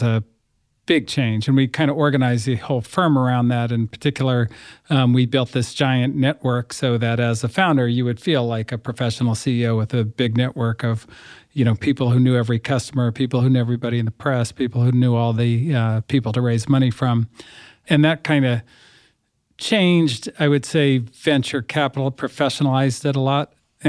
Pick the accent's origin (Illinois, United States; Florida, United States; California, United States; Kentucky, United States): California, United States; Berkeley; I grew up in the People's Republic of Berkeley, and I went to school in New York at Columbia